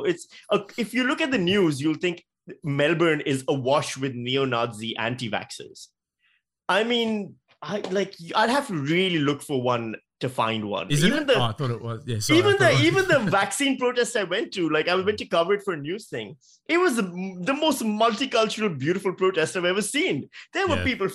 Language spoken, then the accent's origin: English; Karachi, Sindh, Pakistan; moved away as an adult; now in Australia; as a Pakistani guy who grew up in Pakistan